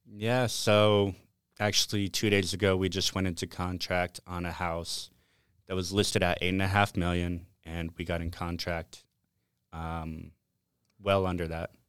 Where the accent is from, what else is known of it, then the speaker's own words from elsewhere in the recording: Las Vegas, Nevada, United States; born and raised in Las Vegas and grew up here